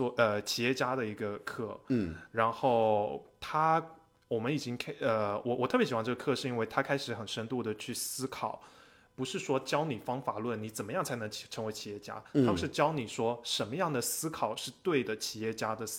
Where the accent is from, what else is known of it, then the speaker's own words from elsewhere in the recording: United States; 我是在美国成长的，然后我又在中国工作了，之后又出来读 MBA